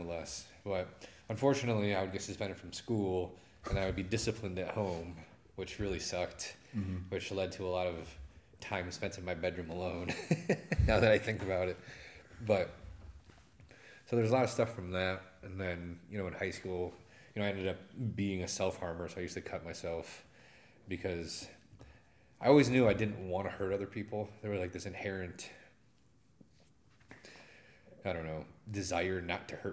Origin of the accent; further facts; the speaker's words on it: Adrian, Michigan, United States; growing up in Adrian